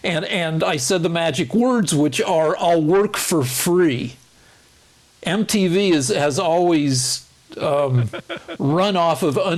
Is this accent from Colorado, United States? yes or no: yes; Boulder, Colorado, United States; It was my hometown school.